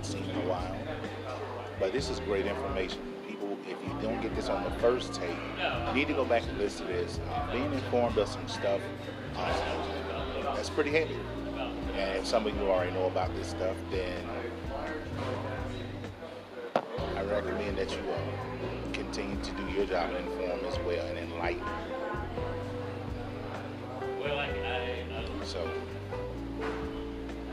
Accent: Hendersonville, North Carolina, United States; moved away as an adult; now in Asheville, United States; I'm actually from Hendersonville. Okay. I live here now

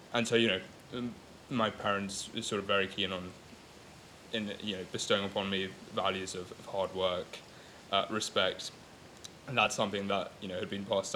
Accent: London, United Kingdom; first language Gujarati; English is a second language; growing up in London.

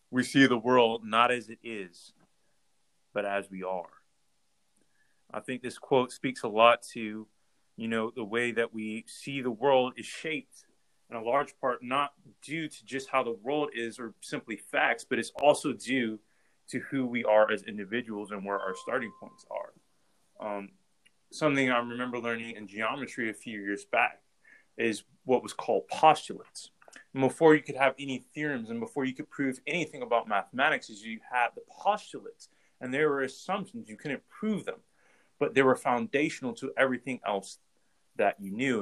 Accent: Ohio, United States; we're from Ohio

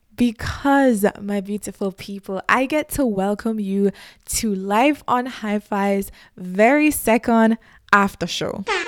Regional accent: Jamaica; moved away; also born or lived in New York; I'm from Jamaica

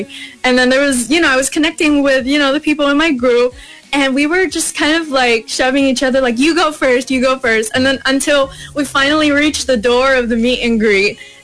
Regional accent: United States; first language English; I come from America

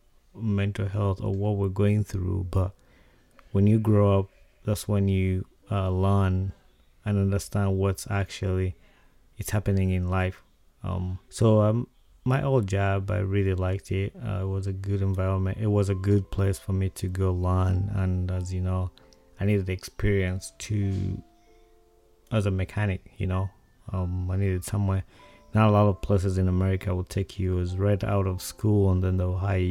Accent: Uganda; Growing up in Uganda

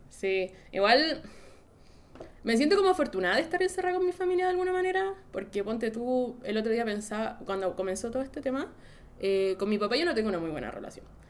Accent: Santiago, Santiago Metropolitan Region, Chile; also born or lived in France; yo soy como, de Santiago

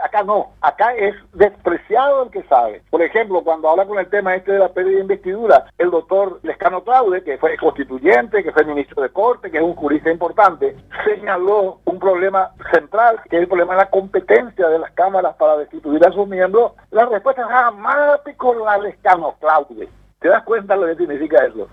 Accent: Paraguay

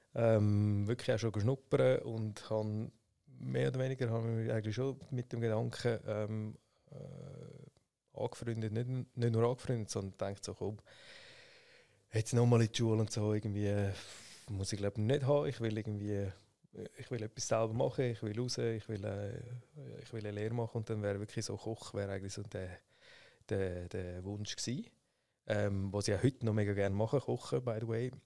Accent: Schwyz, Switzerland; also born or lived in St. Gallen; Ich bin im Kanton Schweiz äh, aufgewachsen, in Sibne

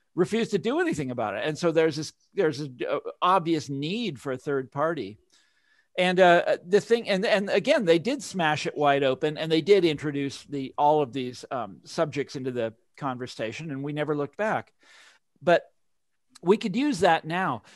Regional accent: Mission Hills, Kansas, United States; I grew up in Mission Hills

